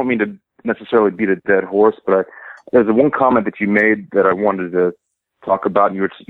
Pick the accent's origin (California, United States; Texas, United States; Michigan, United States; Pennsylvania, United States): Texas, United States; Dallas; I'm from Dallas.